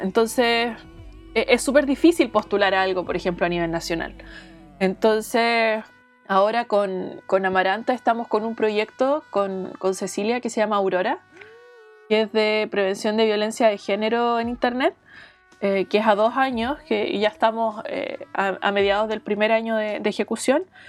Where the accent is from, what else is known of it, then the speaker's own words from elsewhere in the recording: Talcahuano, Biobío, Chile; moved away as an adult; also born or lived in Calbuco / Arauco / Cabrero / Chillán; now in Santiago, Chile; Yo vivo en Santiago, aunque nací y viví en Talcahuano mucho tiempo y, en otras ciudades del sur de Chile, eh, Calbuco, Arauco. Eh, Cabrero, Chillán, entre otras